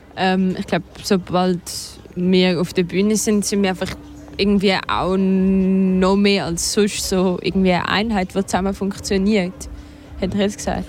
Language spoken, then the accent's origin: German; Switzerland; first language Swiss German; unsere Muttersprache